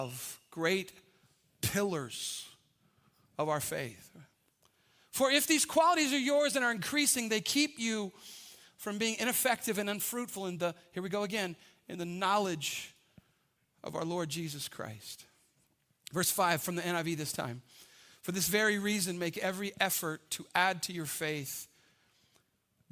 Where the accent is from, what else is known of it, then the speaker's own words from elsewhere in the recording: United States; I'm American